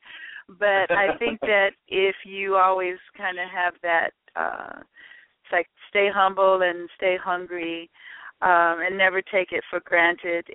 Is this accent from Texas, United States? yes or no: no; Chicago, Illinois, United States; I'm a girl from Chicago